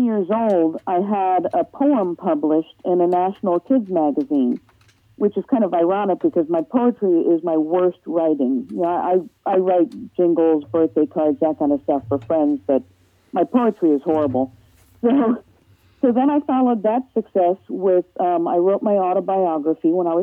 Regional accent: Massachusetts, United States; moved away as an adult; also born or lived in Pennsylvania / New Jersey; now in Cincinnati, United States; I was born in Pennsylvania, but I grew up in Massachusetts

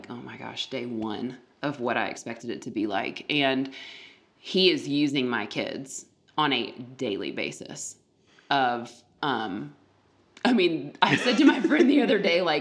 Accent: the South, United States; the Southern culture I was raised

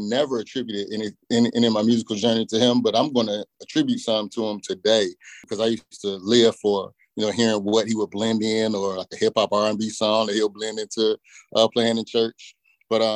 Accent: Portsmouth, Virginia, United States; I grew up in the 757 in Portsmouth, Virginia, right there on the coast

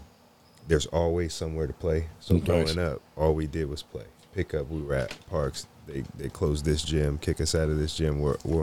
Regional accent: Fresno, California, United States; moved away as an adult; now in Sacramento, United States; I'm from Fresno, so come from Fresno.

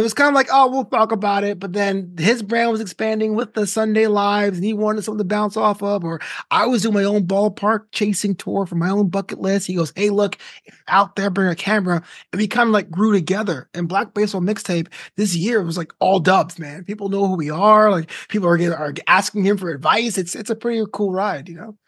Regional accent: New York, United States; born or raised there; moved away as an adult; also born or lived in Florida / Orange County; now in Los Angeles, United States

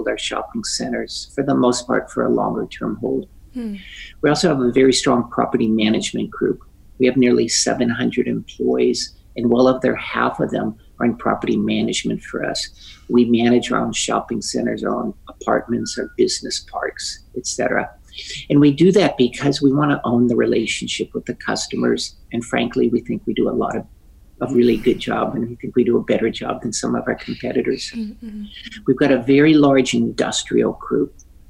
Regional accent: Claremont, California, United States; My parents and family moved out here more than 60 years ago. And so we grew up in Claremont and moved here in the mid-1950s.

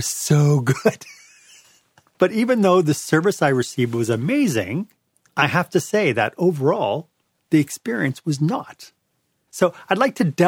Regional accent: Montreal, Quebec, Canada; I'm from Montreal.

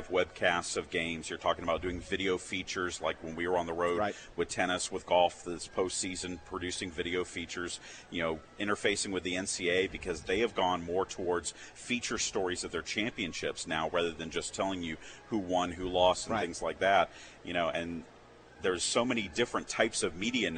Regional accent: Jacksonville, Florida, United States; moved away as an adult; also born or lived in Gainesville, Florida; now in Savannah, United States; I'm originally from Jacksonville, Florida. I was born in Jacksonville

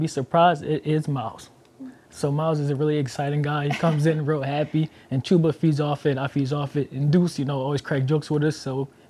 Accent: Philadelphia, Pennsylvania, United States; I come from Philly, so we are hard-nosed people.

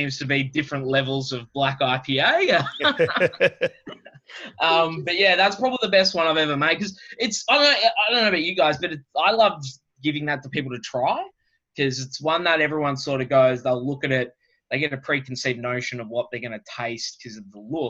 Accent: Australia; also born or lived in London, United Kingdom; being an Aussie

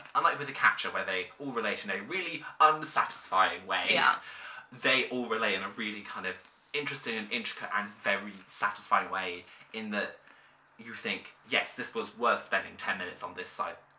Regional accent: United Kingdom; I feel like it's interesting watching this kind of drama as a British audience, because we do have shows like this

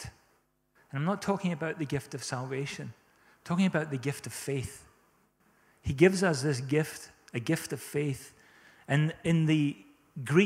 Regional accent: South Africa; now in Scotland, United Kingdom; We grew up in South Africa, and we experienced drought a lot

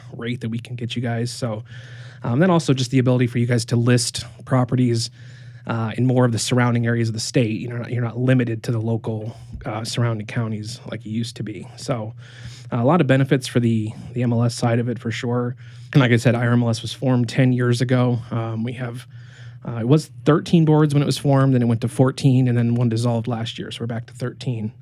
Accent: Fort Wayne, Indiana, United States; also born or lived in Las Vegas; I was born and raised here in Fort Wayne

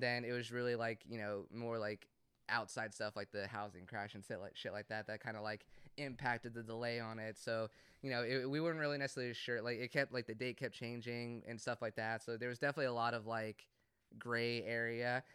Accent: Cumming, Georgia, United States; I grew up in Cumming

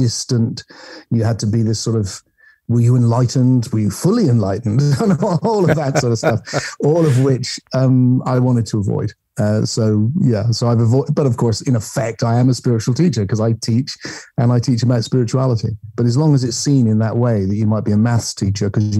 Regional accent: England, United Kingdom; I'm English

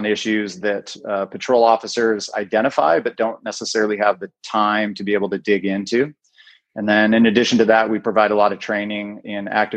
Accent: Bellingham, Washington, United States; Born and raised in Bellingham, went to BHS

